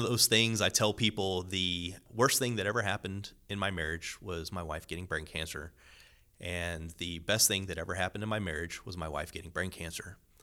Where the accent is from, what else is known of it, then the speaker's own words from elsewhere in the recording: Corpus Christi, Texas, United States; moved away as an adult; also born or lived in Robstown, Texas / San Antonio, Texas; now in Houston, United States; I'm originally from Corpus Christi, South Texas, about four hours south of here. I grew up in a rather small Catholic parish